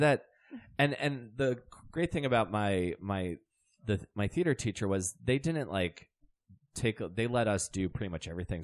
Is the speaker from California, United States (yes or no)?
no; St. Leonard, Maryland, United States; born or raised there